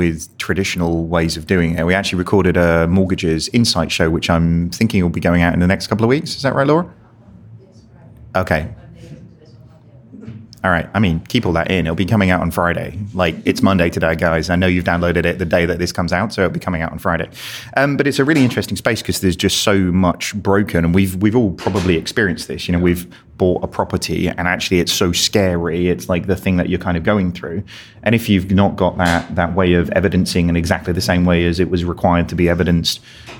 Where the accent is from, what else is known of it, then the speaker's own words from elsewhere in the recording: United Kingdom; I mean, we're British. We love parchment.